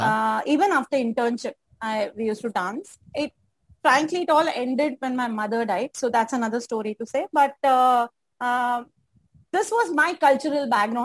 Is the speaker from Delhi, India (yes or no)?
no; Mumbai, Maharashtra, India; I grew up in Mulund. Mulund, 50% population is Tamilian.